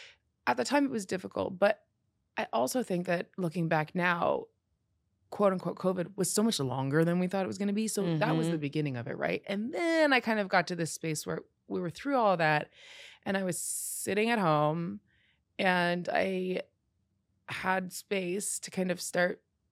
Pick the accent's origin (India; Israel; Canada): Canada; I'm Canadian.